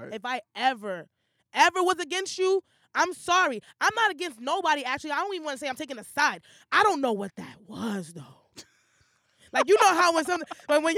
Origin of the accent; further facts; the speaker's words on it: New York, United States; I'm from New York.